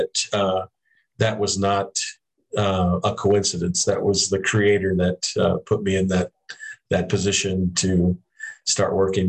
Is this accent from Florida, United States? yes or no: no; Tucson, Arizona, United States; I was from Tucson